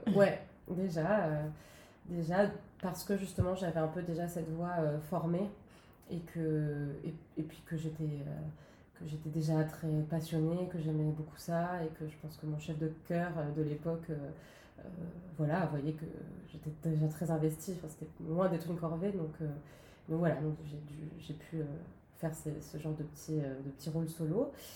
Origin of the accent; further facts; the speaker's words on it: Nice, Provence-Alpes-Côte d'Azur, France; moved away as an adult; now in Paris, France; je suis originaire de Nice